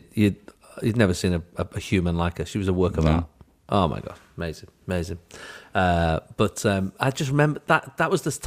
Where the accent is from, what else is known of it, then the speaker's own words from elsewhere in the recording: Manchester, North West England, United Kingdom; I grew up in the Triangle of Death, yeah, the Quadrangle of Terror. In South Manchester.